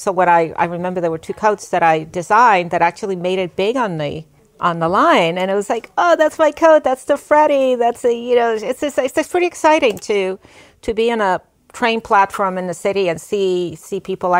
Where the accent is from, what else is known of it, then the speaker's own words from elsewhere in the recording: New York City, New York, United States; moved away as an adult; also born or lived in Bronx, New York / Puerto Rico / Brooklyn, New York; now in Nyack, United States; And then we returned. We lived in Queens, where I went to elementary and junior high school. And then my family moved to Richmond Hill in Queens also.